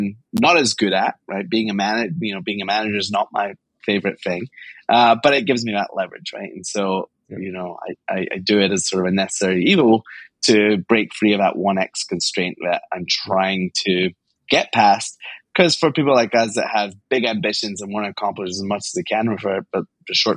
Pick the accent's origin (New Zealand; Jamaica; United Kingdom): United Kingdom; Glasgow, Scotland; I grew up in Glasgow, Scotland